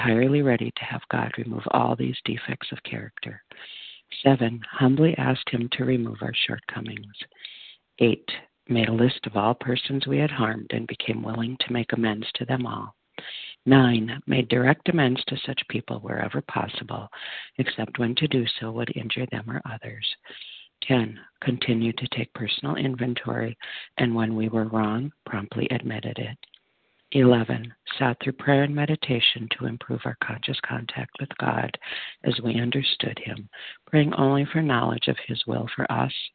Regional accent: Minnesota, United States; also born or lived in Texas; I'm from Minnesota, currently wintering in Texas

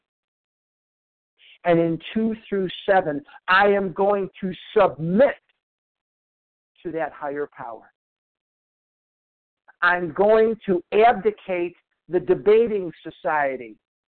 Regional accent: Chicago, Illinois, United States; now in Scottsdale, United States; I live in Scottsdale, Arizona now, but I was born and raised in Chicago, Illinois.

